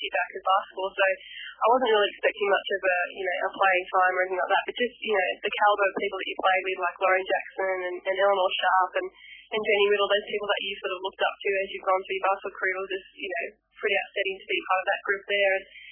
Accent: New South Wales, Australia; I was brought up in the New South Wales area there

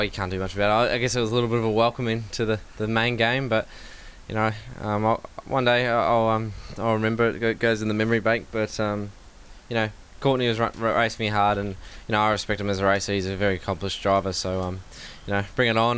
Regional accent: Melbourne, Victoria, Australia; Melbourne will be right because it's my hometown

